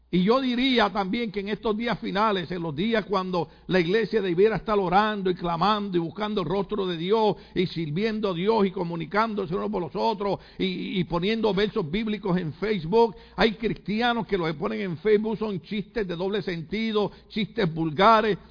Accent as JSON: {"language": "Spanish", "country": "Puerto Rico", "said": "cómo somos los boricuas"}